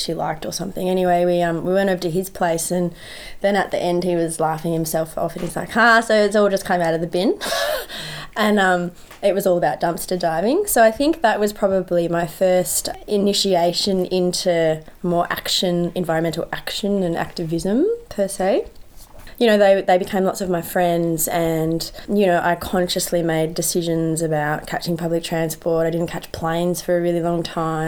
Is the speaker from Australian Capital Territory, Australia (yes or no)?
yes; Canberra, Australian Capital Territory, Australia; I grew up in Canberra